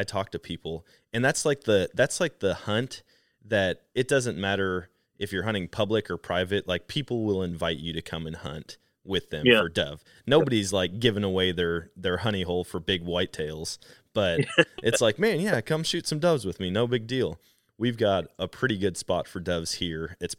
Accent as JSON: {"language": "English", "region": "Wisconsin", "country": "United States", "said": "I'm from Wisconsin. I'm actually currently in Wisconsin"}